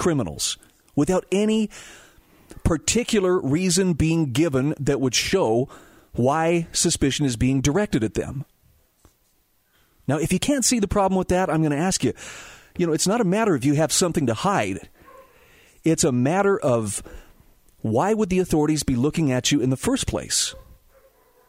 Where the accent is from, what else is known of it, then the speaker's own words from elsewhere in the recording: Utah, United States; my home state of Utah